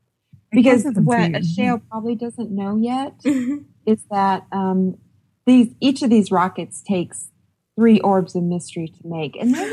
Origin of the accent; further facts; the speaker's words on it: New Mexico, United States; But growing up in New Mexico, I heard that a lot.